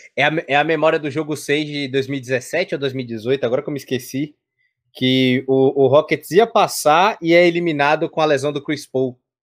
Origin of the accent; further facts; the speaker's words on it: Salvador, Bahia, Brazil; eu também sou de Salvador, Bahia